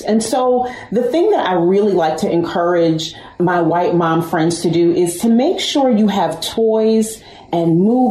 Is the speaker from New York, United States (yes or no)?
yes; Westchester, New York, United States; I'm from New York. I'm from Westchester